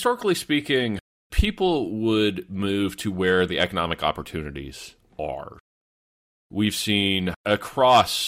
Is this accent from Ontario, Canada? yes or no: yes; London, Ontario, Canada; My hometown of London, Ontario